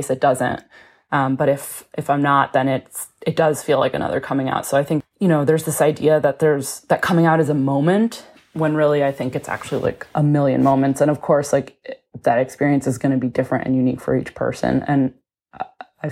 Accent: Connecticut, United States; moved away as an adult; now in Brooklyn, United States; I'm from Connecticut. I live in Brooklyn, New York

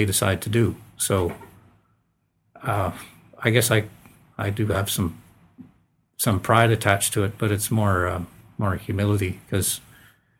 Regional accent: Souris, Manitoba, Canada; moved away; my hometown. Where I grew up

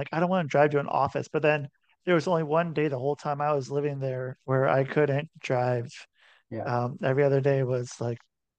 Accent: Portland, Oregon, United States; also born or lived in Utah; now in Minnesota, United States; So I'm from Portland, Oregon, pretty much

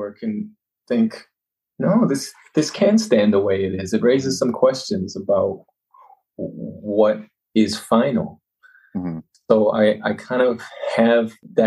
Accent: Canada; also born or lived in Winnipeg, Canada; growing up in Canada for most of my life, I've been exposed to more of the customs here

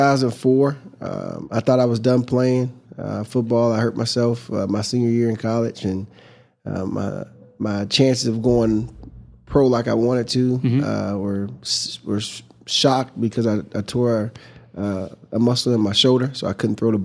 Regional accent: Fort Wayne, Indiana, United States; I'm from Fort Wayne, Indiana. I'm one of 13 children.

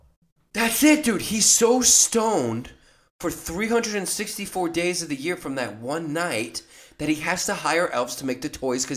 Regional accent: Northern Virginia, United States; I'm from Virginia.

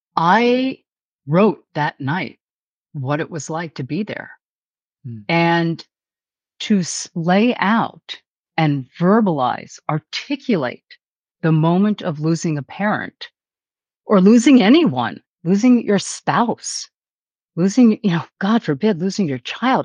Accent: New York City, New York, United States; I'm a New Yorker

